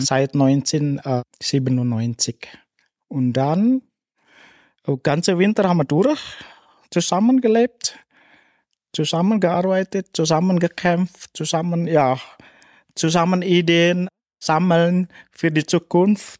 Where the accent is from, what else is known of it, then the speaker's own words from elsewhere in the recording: West Java, Indonesia; German is a second language; moved away as an adult; now in St. Anton am Arlberg, Austria; ich bin in Indonesien, ich bin in Tourismusresort auch gelebt, geboren mhm. und gelebt dort.